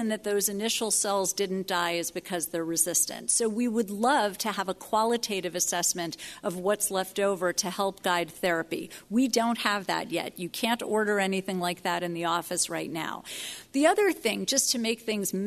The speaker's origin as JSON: {"language": "English", "region": "New York", "country": "United States", "said": "As a New Yorker"}